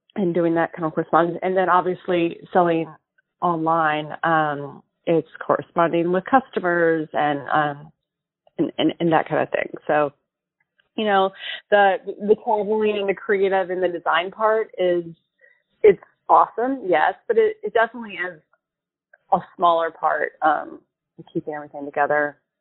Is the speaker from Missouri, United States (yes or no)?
no; Charlotte, North Carolina, United States; I grew up in Charlotte, North Carolina